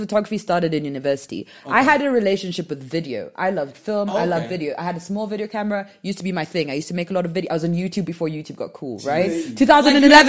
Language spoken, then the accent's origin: English; Nairobi, Kenya; also born or lived in Johannesburg, South Africa; Home is where we are right now, Nairobi, Kenya, born and raised.